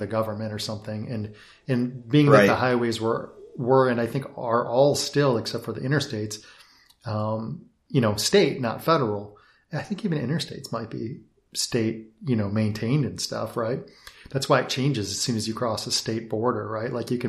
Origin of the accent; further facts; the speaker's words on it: Detroit, Michigan, United States; Well, I grew up in the Motor City.